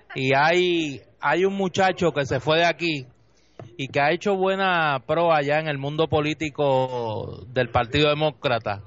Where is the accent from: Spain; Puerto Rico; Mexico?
Puerto Rico; somos los puertorriqueños